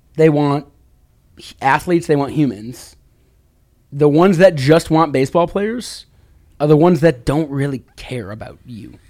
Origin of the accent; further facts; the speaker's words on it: Chicago, Illinois, United States; now in Washington, United States; me growing up in the Chicago area